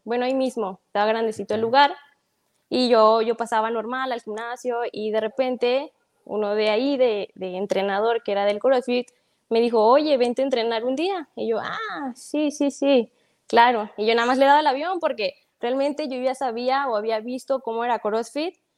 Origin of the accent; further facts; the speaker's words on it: Guadalajara, Jalisco, Mexico; Soy de aquí, soy nacida aquí. No, este, no soy de ningún otro lado, pero pues aquí somos de Guadalajara, del México